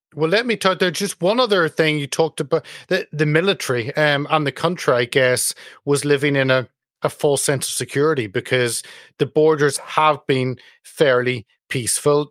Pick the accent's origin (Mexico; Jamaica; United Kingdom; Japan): United Kingdom; speaking as a Brit